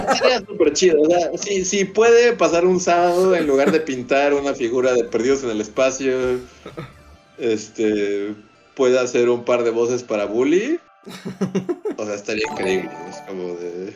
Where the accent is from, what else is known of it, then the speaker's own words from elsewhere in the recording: Mexico; somos mexicanos, trabajamos con Trino.